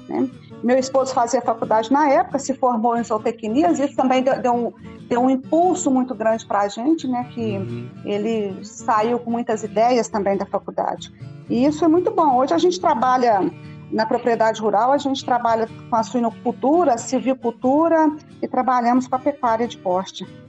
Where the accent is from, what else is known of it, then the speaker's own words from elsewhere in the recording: Rio Verde, Goiás, Brazil; A minha família é de Rio Verde, somos abobrenses.